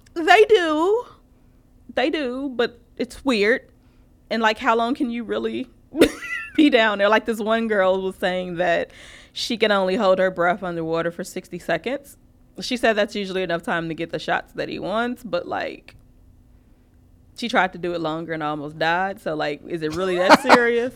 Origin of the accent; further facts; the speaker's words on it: Chicago, Illinois, United States; we're from Chicago